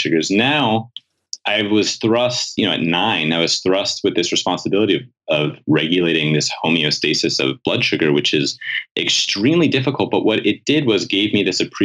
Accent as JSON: {"language": "English", "town": "New York City", "region": "New York", "country": "United States", "tie": "born or raised there", "said": "I grew up in New York City"}